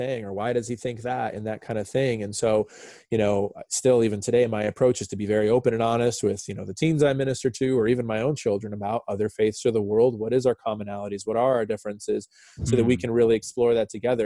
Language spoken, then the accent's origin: English; San Diego, California, United States; now in Nashville, United States; I'm from San Diego, California. But about 11 years ago or so, 11, 12 years ago now, moved down here to Nashville, Tennessee